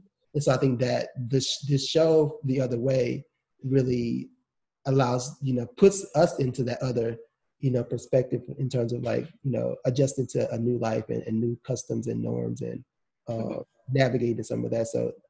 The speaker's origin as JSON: {"language": "English", "country": "United States", "said": "because I'm American and these are not my values."}